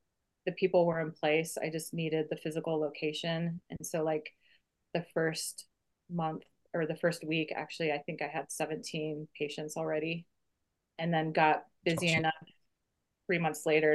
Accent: Tacoma, Washington, United States; moved away as an adult; now in Bozeman, United States; I grew up in Tacoma, Washington

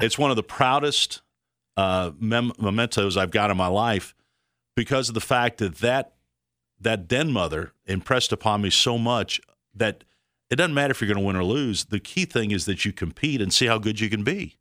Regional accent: Fort Worth, Texas, United States; we're in Texas, Fort Worth

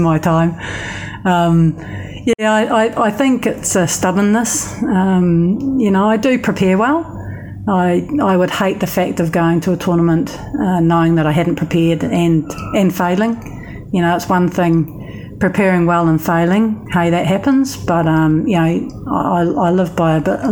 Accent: New Zealand; Being a Kiwi

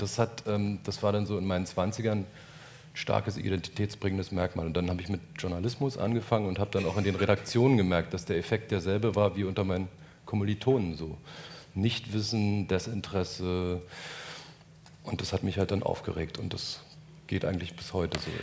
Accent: Brandenburg, Germany; moved away as an adult; also born or lived in Frankfurt (Oder) / Hamburg; ich bin Brandenburger, ich liebe Brandenburg sehr irgendwie

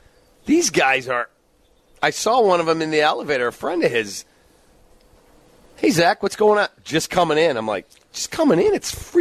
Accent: Chicago, Illinois, United States; Chicago. Oh, you guys are starting over a quarterback again, huh? I said, yep, that's what we do in Chicago.

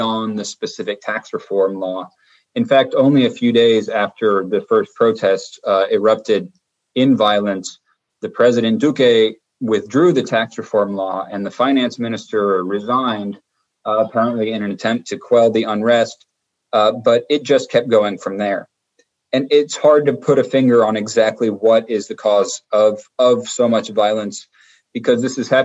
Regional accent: United States; now in Colombia; I'm from the United States

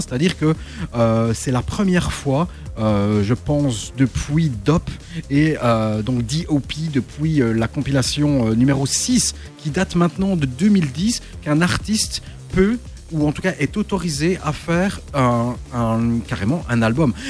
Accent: Belgium; à Antwerp ici, euh, chez nous, en Belgique

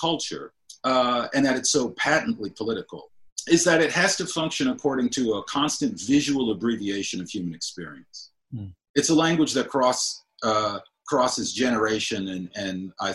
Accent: Cleveland Heights, Ohio, United States; also born or lived in Akron, Ohio; a lot of mixed race people were living in my hometown of Cleveland Heights

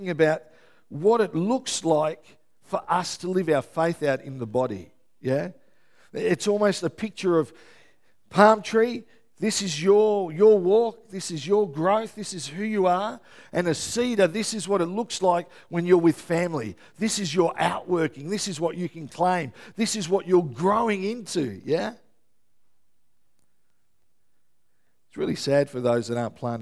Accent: Melbourne, Victoria, Australia; moved away; I'm from Melbourne originally

